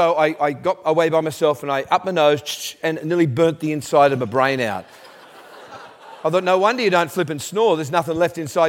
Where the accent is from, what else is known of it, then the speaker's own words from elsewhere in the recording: Australia; I'm Australian